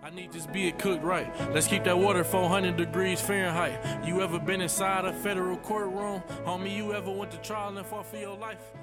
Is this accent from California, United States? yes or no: no; New York City, New York, United States; I grew up in Brooklyn, we went to the same junior high school